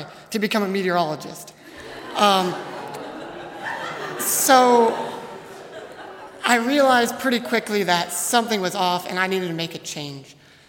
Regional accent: Hesston, Kansas, United States; moved away as an adult; now in Goshen, United States; I'm a fifth-year elementary education major. I'm from Heston, Kansas, where I lived for the first 20 years of my life.

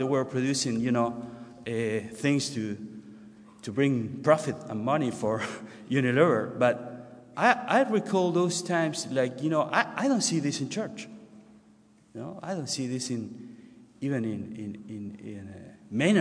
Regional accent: Buenos Aires, Argentina; moved away as an adult; also born or lived in Ecuador; I grew up in Buenos Aires in a northern suburb.

